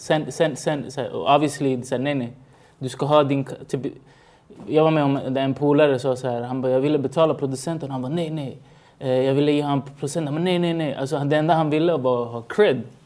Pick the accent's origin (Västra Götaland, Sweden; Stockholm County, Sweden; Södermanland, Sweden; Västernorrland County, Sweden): Stockholm County, Sweden; Stockholm; also born or lived in Chile; Jag var, jag var från Rinkeby